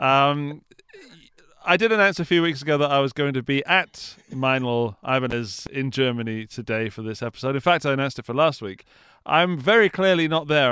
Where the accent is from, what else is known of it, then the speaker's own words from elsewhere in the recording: England, United Kingdom; I'm English